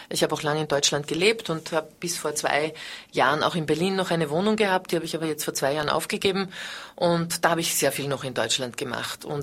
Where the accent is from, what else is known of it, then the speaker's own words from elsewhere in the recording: Vienna, Austria; Und dann habe ich mich entschlossen, wieder nach Wien zurückzugehen. Ich bin Wienerin